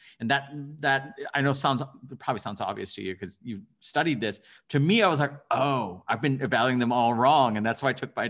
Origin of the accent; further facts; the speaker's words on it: Bangladesh; born there; I was born in Bangladesh and I come from an immigrant family.